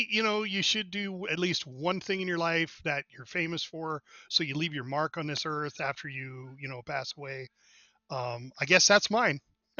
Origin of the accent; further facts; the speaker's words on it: Montana, United States; I grew up here